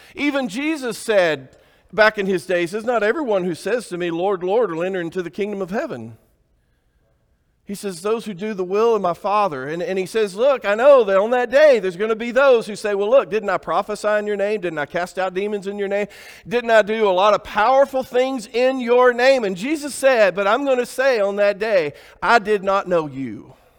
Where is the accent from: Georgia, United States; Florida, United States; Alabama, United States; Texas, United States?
Alabama, United States; I grew up in Alabama